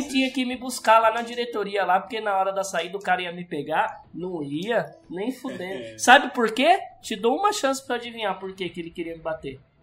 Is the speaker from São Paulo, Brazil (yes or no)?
yes; Sumaré, São Paulo, Brazil; also born or lived in Capivari; a gente mudou de Sumaré